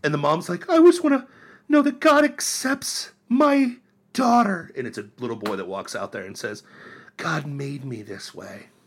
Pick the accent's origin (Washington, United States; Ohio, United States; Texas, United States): Ohio, United States; Miami County; moved away; I grew up in Ohio